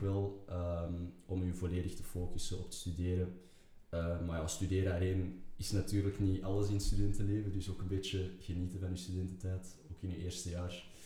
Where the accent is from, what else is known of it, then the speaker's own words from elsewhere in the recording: Antwerp, Flanders, Belgium; geboren en getogen in Antwerpen